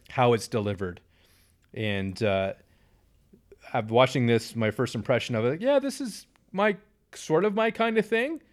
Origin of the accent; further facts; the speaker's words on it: Canada; we are Canadian